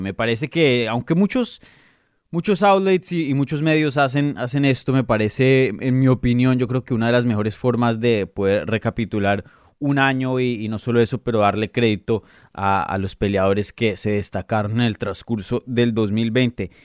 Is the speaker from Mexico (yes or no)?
no; Colombia; now in Florida, United States; soy colombiano